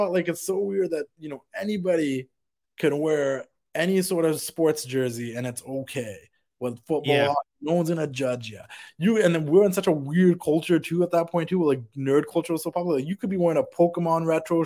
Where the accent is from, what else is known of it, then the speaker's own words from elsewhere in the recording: Vancouver, British Columbia, Canada; being Canadian from Vancouver